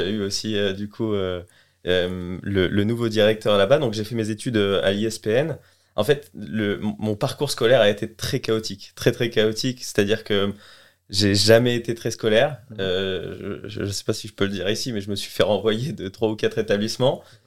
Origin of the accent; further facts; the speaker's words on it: Colleville-Montgomery, Normandy, France; also born or lived in Los Angeles, United States; moi, je suis un canet d'origine. born and raised. Donc, c'est-à-dire que j'ai grandi en Normandie, à Colville-Montgomery, et j'ai fait toute ma scolarité ici